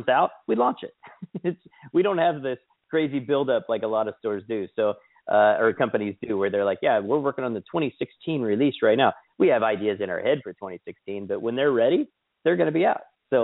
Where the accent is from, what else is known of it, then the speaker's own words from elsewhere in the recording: Kansas, United States; moved away; also born or lived in Sedona, Arizona; I grew up in Kansas, but I also lived in Arizona, like Sedona, Arizona area